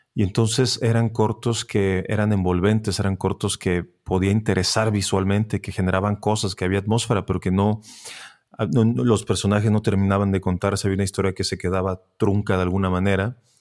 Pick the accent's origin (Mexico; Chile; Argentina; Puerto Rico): Mexico; Tijuana, Baja California; moved away; yo soy de Tijuana